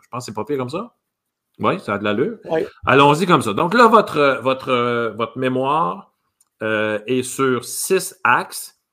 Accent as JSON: {"language": "French", "region": "Quebec", "country": "Canada", "said": "en bon québécois"}